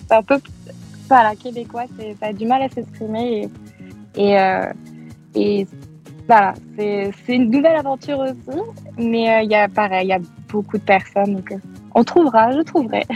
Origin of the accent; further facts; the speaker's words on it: France; moved away as an adult; also born or lived in Manchester; now in Montreal, Canada; quand on est français